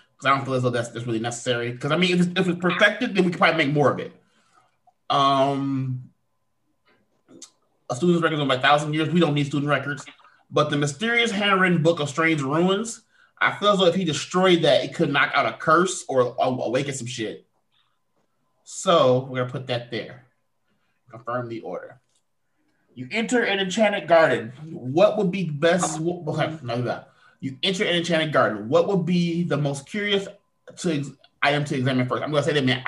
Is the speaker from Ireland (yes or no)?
no; United Kingdom; I'm British